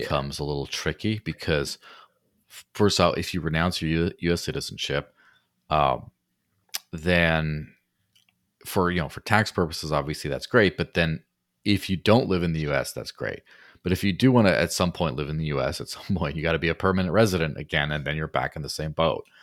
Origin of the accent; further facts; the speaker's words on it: Mexico; now in New Hampshire, United States; growing up in Mexico